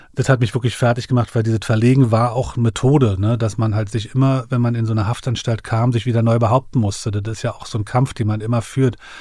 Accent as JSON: {"language": "German", "region": "Berlin", "country": "Germany", "tie": "born or raised there", "said": "ich bin ja aufgewachsen in dem Viertel, ich äh, bin gegenüber von dem Milke-Komplex aufgewachsen, mhm. Magdalenenstraße"}